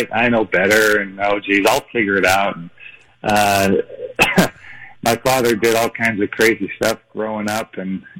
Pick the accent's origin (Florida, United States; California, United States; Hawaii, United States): Hawaii, United States; moved away; also born or lived in Las Vegas; I grew up in Hawaii, too